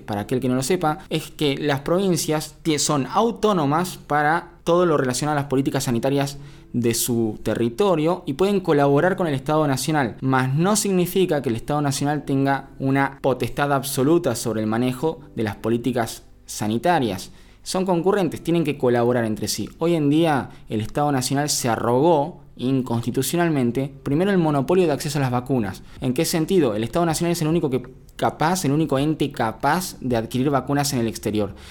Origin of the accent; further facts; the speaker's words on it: Argentina; Todos somos argentinos